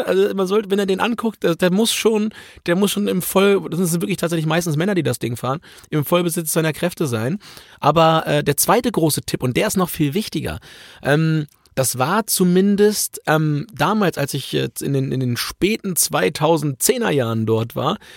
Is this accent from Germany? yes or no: yes; Germany; ich komme aus Deutschland